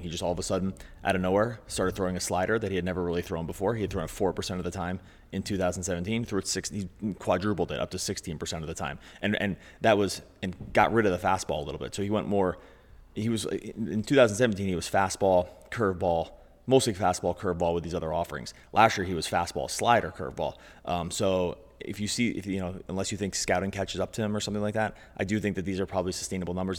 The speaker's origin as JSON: {"language": "English", "town": "Philadelphia", "region": "Pennsylvania", "country": "United States", "tie": "born or raised there", "said": "I grew up in Philadelphia"}